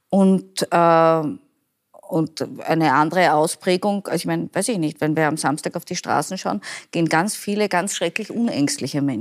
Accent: Vienna, Austria; Und ich als Wienerin, wenn ich dir sage, das Raxelmeier ist ein Kaffee

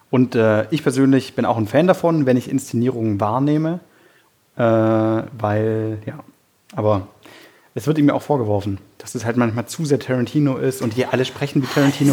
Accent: Germany; wir als Deutsche

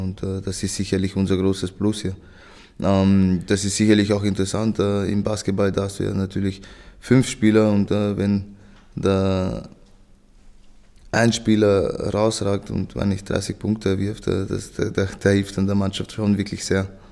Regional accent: Vienna, Austria; ich bin ja in Wien geboren, da aufgewachsen

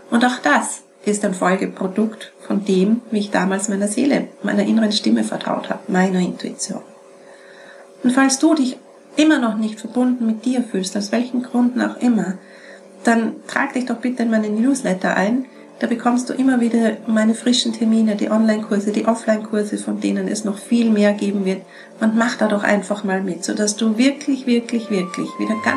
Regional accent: Vienna, Austria; Peter ist aus Salzburg, ich bin aus Wien, ich bin nie herumgefahren.

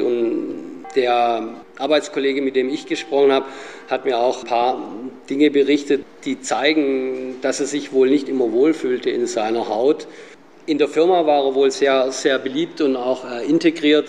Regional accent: Sindelfingen, Baden-Württemberg, Germany; Als gebürtiger Sindelfinger

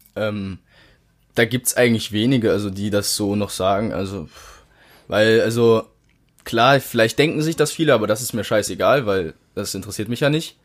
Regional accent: Germany; seit 19, 18 Jahren bin ich hier in Deutschland aufgewachsen

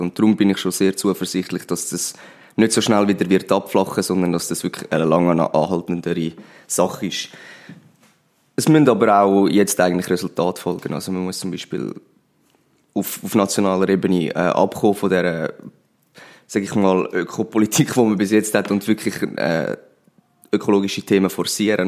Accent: Pfäffikon, Zurich, Switzerland; moved away as an adult; now in Winterthur, Switzerland; vorher bin ich im Zürcher Oberland in Pfäffiken aufgewachsen

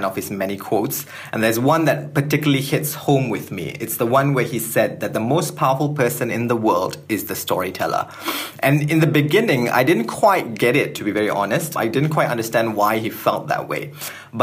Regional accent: Malaysia; So I'm born and bred in Malaysia

